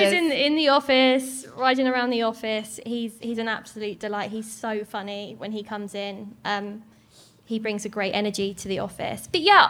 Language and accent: English; Southend-on-Sea, East of England, United Kingdom; So I grew up in Southend-on-Sea, but I'd always come up to London because it's just like an hour's train ride for me.